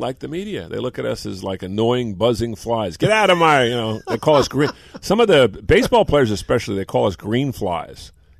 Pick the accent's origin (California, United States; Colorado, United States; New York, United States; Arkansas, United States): California, United States; Bay Area; hey, I grew up in the Bay Area.